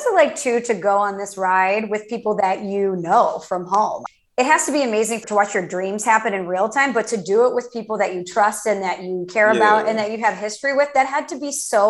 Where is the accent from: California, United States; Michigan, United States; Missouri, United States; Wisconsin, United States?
Missouri, United States; St. Louis; obviously a girl born and raised in St. Louis.